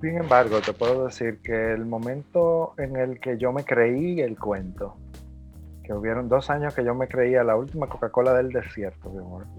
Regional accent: Mao, Valverde, Dominican Republic; soy de Mao

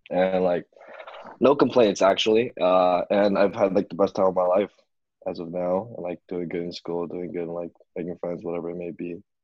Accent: Chicago, Illinois, United States; I'm from Chicago, Illinois.

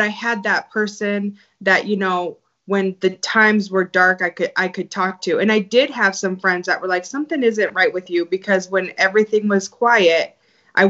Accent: Montana, United States; I grew up in Montana

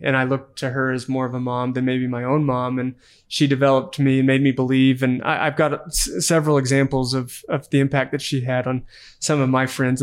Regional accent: Amarillo, Texas, United States; now in Utah, United States; growing up in Amarillo, Texas

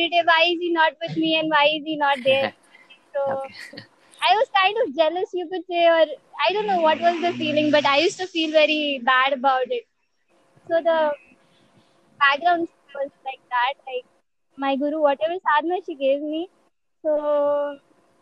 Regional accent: Mumbai, Maharashtra, India; also born or lived in Pune; I come from Mumbai

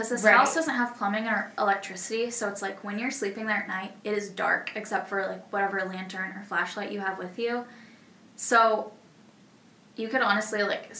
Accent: Chicago, Illinois, United States; I'm from Chicago.

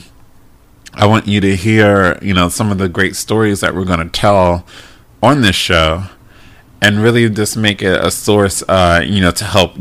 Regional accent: Maryland, United States; moved away as an adult; I'm originally from Maryland. Lived in Maryland until I was about 24.

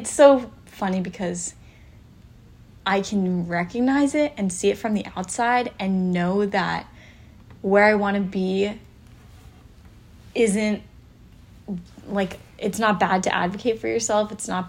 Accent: Pacific Northwest, United States; growing up in the Pacific Northwest, we are very rooted in outdoor activities.

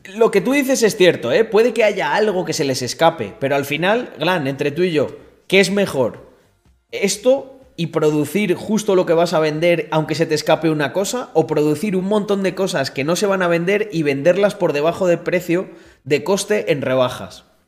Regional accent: Spain

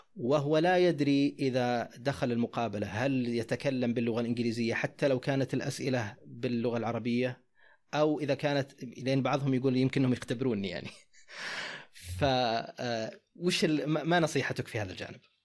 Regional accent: Saudi Arabia; عندنا في السعوديه

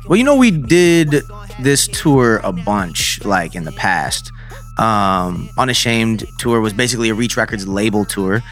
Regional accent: Syracuse, New York, United States; Growing up in Syracuse, uh, is very, like, blue collar, very small city

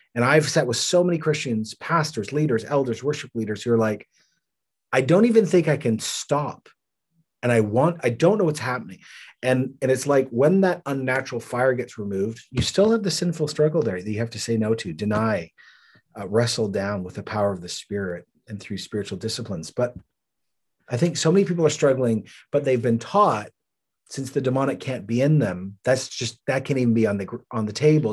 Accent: Canada; I'm Canadian

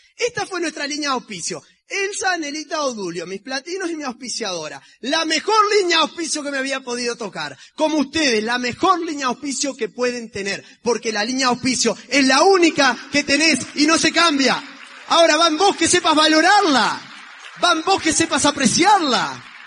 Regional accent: Uruguay; somos los uruguayos

